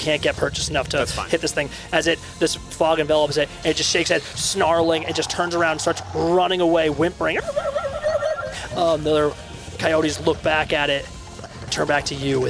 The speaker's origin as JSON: {"language": "English", "region": "New England", "country": "United States", "said": "we are from New England."}